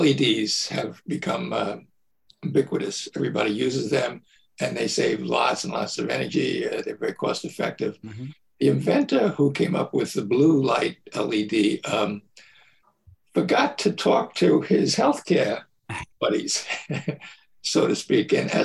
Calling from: Warwick, New York, United States; Oh, I'm about an hour north of New York City in a town called Warwick, New York.

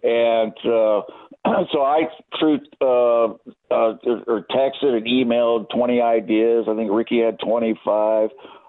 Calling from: London, United Kingdom; I'm in London. I live in London, and I'm looking at clear blue skies, about 72 degrees.

